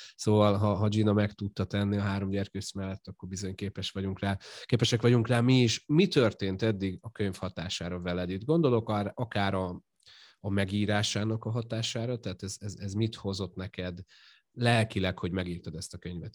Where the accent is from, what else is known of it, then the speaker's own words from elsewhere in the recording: Győr, Győr-Moson-Sopron, Hungary; én mondjuk Győri vagyok, így Győrben élek